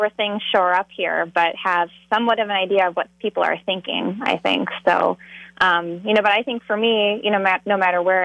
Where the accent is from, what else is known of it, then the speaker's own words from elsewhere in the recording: Eau Claire, Wisconsin, United States; this is my hometown. Eau Claire is where I grew up